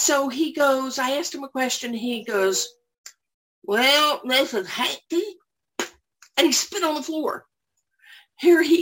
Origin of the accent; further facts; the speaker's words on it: Orlando, Florida, United States; moved away as an adult; now in Johns Creek, United States; I'm originally from Orlando